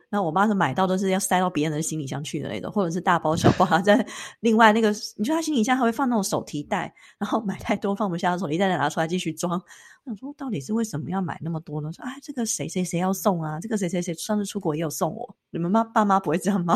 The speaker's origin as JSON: {"language": "Chinese", "country": "Taiwan", "said": "那我们台湾人呢，我就先带我爸妈回去睡觉"}